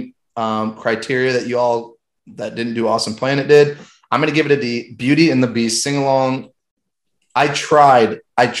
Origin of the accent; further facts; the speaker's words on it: Michigan, United States; growing up in Michigan, it's basically Canada